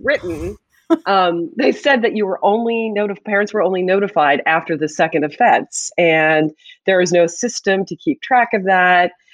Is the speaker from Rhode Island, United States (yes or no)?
no; Pittsburgh, Pennsylvania, United States; moved away as an adult; now in New Jersey, United States; I'm from Pittsburgh